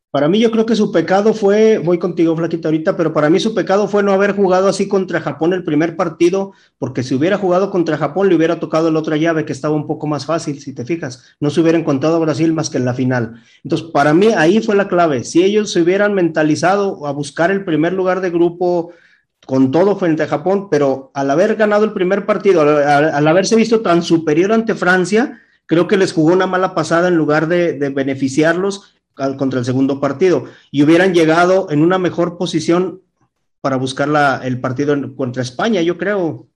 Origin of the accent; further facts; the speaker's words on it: Mexico; nuestra selección mexicana